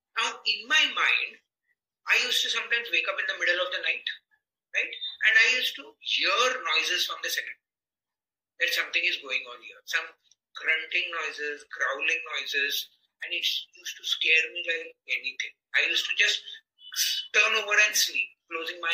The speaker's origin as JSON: {"language": "English", "town": "Mumbai", "region": "Maharashtra", "country": "India", "tie": "born or raised there", "said": "we grew up in the 75 and 80s, you know, in the 80s, Mumbai, I come from Mumbai"}